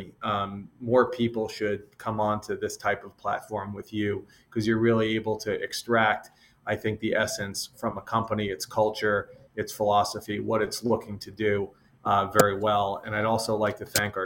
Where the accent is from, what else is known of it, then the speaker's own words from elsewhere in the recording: a small town outside of Boston, Massachusetts, United States; now in New York, United States; I grew up in the Northeast, the small town outside of Boston